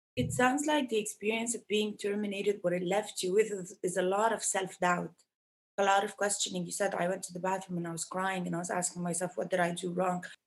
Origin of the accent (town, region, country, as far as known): Egypt; born or raised there